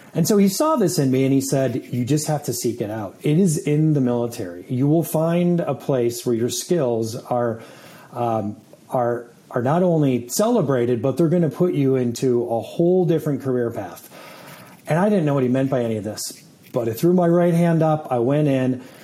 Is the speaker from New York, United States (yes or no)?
yes; Saratoga Springs, New York, United States; also born or lived in Germany; I grew up in upstate New York at a little city called Saratoga Springs